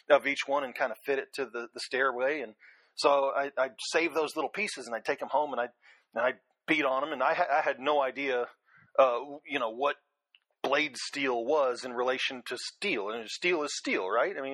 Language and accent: English; Virginia Beach, Virginia, United States; also born or lived in Los Angeles; Um, I actually kind of grew up all over the place. Um, when I was uh, when I was a kid, my dad uh, did a lot of uh, computing or computer consulting for the various Bell companies. Uh, so we started out in uh, Virginia Beach, Virginia, and then went out to uh, Los Angeles for a few years